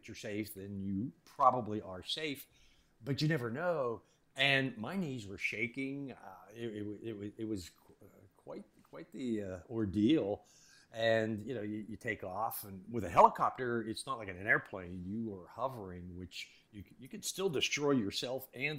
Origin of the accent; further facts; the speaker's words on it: Pittsburgh, Pennsylvania, United States; Growing up in Pittsburgh